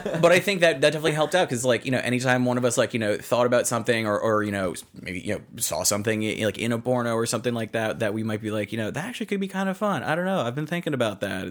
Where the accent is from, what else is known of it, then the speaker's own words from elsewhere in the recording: east of Worcester, Central Massachusetts, United States; I grew up you know in Central Mass, kind of a little bit uh, east of uh, Worcester